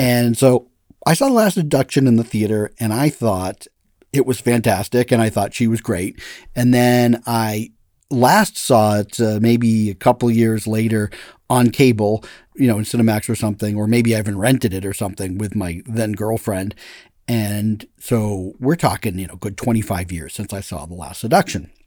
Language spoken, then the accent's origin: English; Massachusetts, United States; moved away; I'm from Massachusetts